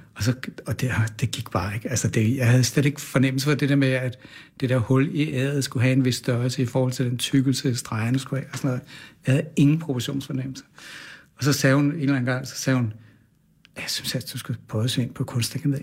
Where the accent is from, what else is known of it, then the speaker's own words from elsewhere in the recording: Kastrup, Capital Region of Denmark, Denmark; jeg er vokset op ude på Amager, ja. Kastrup